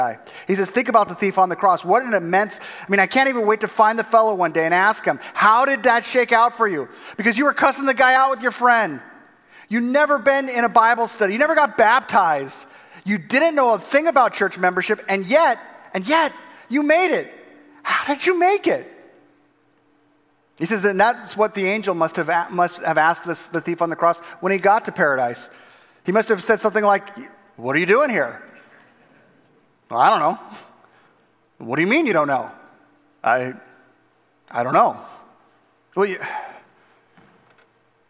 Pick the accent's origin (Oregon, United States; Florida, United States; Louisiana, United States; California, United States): California, United States; Southern; moved away as an adult; now in Minooka, United States; growing up in Southern California